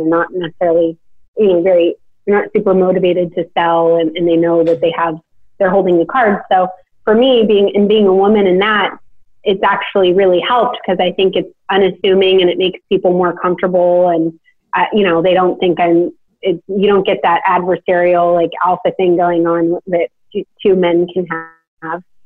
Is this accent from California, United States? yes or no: yes; Sacramento, California, United States; now in Nashville, United States; I'm from Sacramento, you know, my, I mean, my parents are amazing